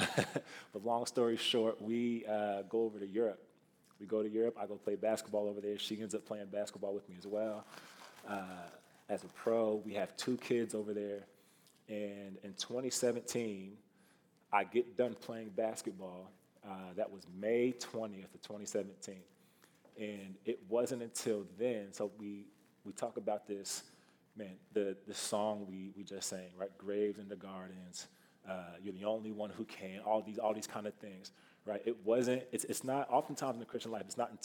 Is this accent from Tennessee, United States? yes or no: no; Kansas City, Missouri, United States; moved away as an adult; also born or lived in Iowa City, Iowa; now in Iowa, United States; I am not from Iowa originally. I'm from Kansas City, Missouri. So a few hours south of here. I grew up, born and raised down there